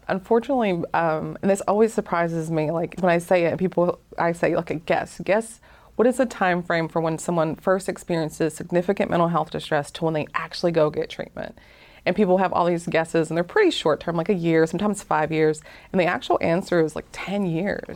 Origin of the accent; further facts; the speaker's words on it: Appalachian Mountains, Dade County, Georgia, United States; now in Hawaii, United States; I'm actually from the Appalachian Mountains